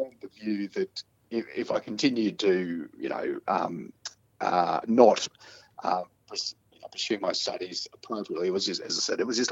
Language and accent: English; Toowoomba, Queensland, Australia; moved away as an adult; also born or lived in Longreach / Northern Territory; I grew up in Toowoomba